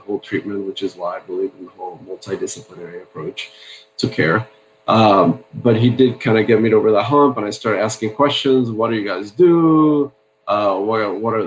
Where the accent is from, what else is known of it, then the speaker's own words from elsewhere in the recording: Puerto Rico; moved away as an adult; also born or lived in Santa Barbara, California; now in Newport Beach, United States; I grew up in Puerto Rico, and I grew up in a medical family